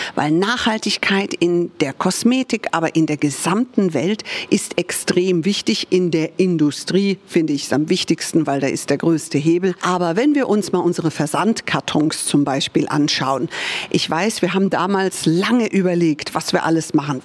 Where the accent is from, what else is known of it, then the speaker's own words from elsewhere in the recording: United States; now in Munich, Germany; ich bin Amerikanerin